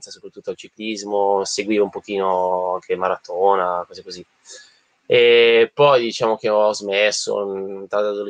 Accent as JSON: {"language": "Italian", "town": "Busto Arsizio", "region": "Lombardy", "country": "Italy", "said": "io sono originario di Bustarsizio, eh, provincia di Varese."}